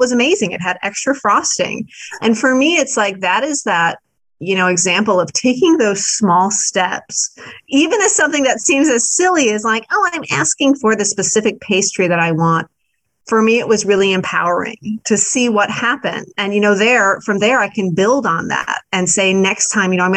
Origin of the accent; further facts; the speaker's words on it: Midwest, United States; I am a Midwesterner